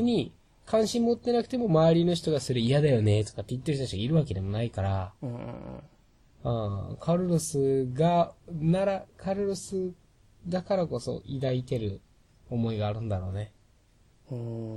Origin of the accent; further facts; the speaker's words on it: Okinawa, Japan; now in Tokyo, Japan; 僕らは沖縄県出身